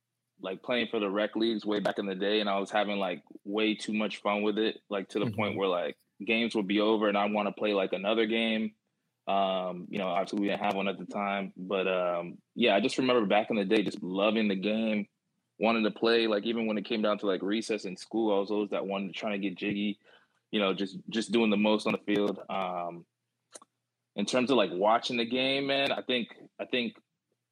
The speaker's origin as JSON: {"language": "English", "town": "Germantown", "region": "Maryland", "country": "United States", "tie": "born or raised there", "also_born_or_lived": "Takoma Park, Maryland / Silver Spring, Maryland / Wheaton, Maryland", "said": "So I was born in Tacoma Park, like right outside of DC, lived in like, Silver Spring, Wheaton area, for about 5 years, and then moved up, you know, to the suburbs in Germantown, and then lived in Germantown until I moved out the house, and went to college."}